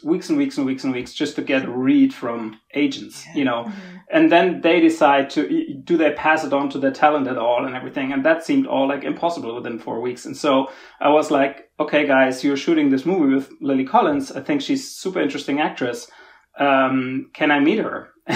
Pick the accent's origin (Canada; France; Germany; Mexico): Germany; I'm from Germany originally.